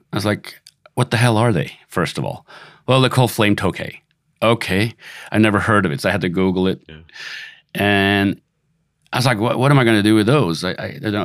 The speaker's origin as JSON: {"language": "English", "country": "Sweden", "moved": "yes", "lives_now": "Los Angeles, United States", "said": "I'm originally from Sweden"}